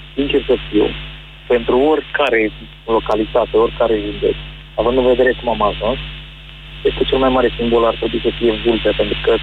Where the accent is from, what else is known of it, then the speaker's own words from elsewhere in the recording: Moldavia, Romania; Eu chiar sunt din Moldova